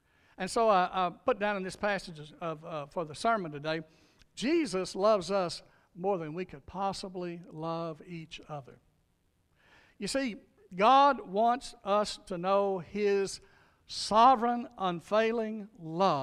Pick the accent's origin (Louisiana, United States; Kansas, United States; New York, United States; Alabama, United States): Louisiana, United States; North; now in Meade County, United States; I grew up in Louisiana, a little dirt road, North Louisiana, called Buckskin Road